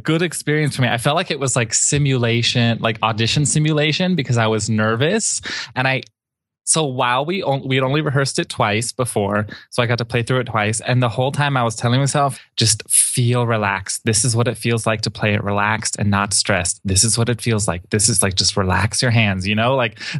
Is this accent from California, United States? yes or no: no; Miami, Florida, United States; I grew up in Miami, and I've only known Boca Raton.